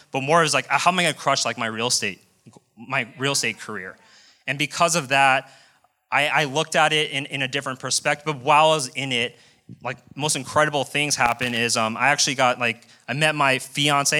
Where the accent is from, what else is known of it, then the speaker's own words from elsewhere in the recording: Colorado, United States; moved away as an adult; also born or lived in Las Vegas; born and raised in Colorado, moved directly to Las Vegas